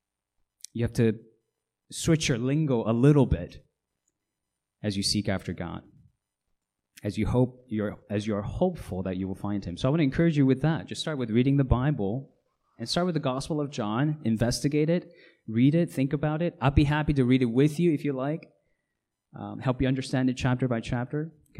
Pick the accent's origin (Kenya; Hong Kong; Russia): Hong Kong; Some of you know I grew up in Hong Kong as a missionary's kid.